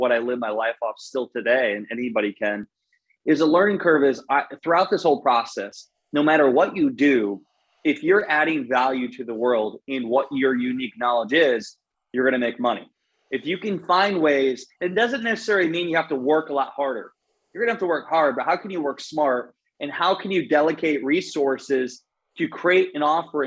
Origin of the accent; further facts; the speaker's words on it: Iowa, United States; now in St. Petersburg, United States; I'm from Iowa, grew up in the cornfields in Iowa